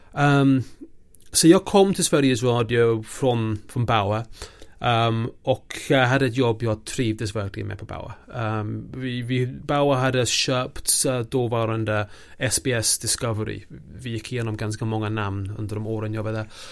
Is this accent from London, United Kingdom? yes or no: no; a small village in eastern England, outside Norwich, East of England, United Kingdom; Swedish is a second language; now in Sweden; jag växte upp mitt i ingenstans, i en liten by i östra England, ehm, utanför Norwich